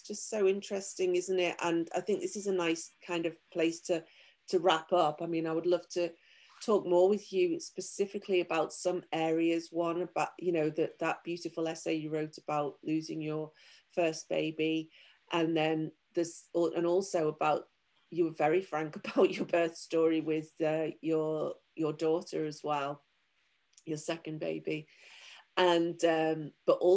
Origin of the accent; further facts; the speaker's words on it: United Kingdom; I'm from Europe, I'm from the UK